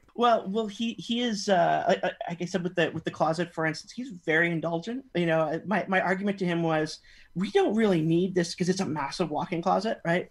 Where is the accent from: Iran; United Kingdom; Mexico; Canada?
Canada; now in California, United States; even though I'm based in California now, that I'm originally from Canada